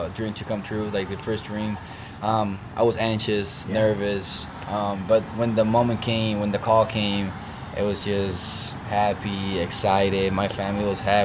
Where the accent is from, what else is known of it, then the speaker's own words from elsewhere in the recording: Vega Baja, Puerto Rico; also born or lived in Manatí, Puerto Rico; I grew up in Vega Alta and Vega Baja